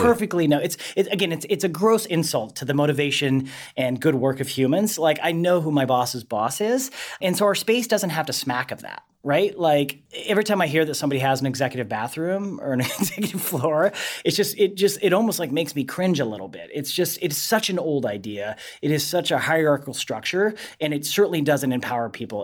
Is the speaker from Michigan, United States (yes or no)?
no; Montana, United States; moved away; I grew up in Montana